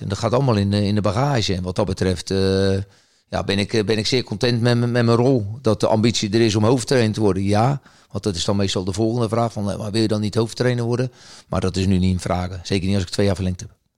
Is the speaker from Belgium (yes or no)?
no; the West, Netherlands; moved away as an adult; also born or lived in Rotterdam area; now in Groningen, Netherlands; ik kom wel uit het Westen